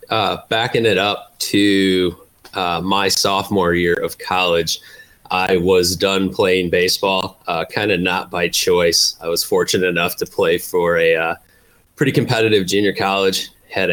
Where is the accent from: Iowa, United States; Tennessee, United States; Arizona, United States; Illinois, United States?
Illinois, United States; Chicago; I grew up on the South Side